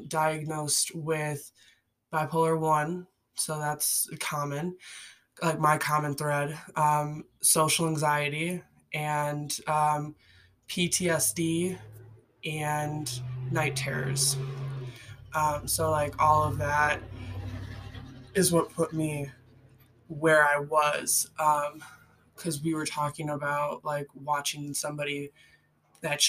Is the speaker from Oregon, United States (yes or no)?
no; Chicago, Illinois, United States; I grew up in the Midwest, similar to Joel. I'm from like the Chicagoland area